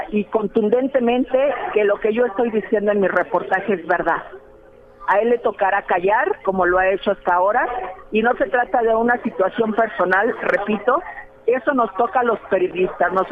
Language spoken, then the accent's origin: Spanish; Mexico City, Mexico; Yo soy de la Ciudad de México.